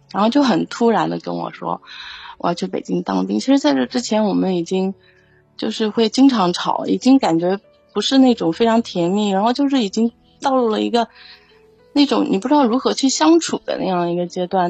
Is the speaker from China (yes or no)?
yes; Xuzhou, Jiangsu, China; 我不是北京人，我老家是江苏徐州啊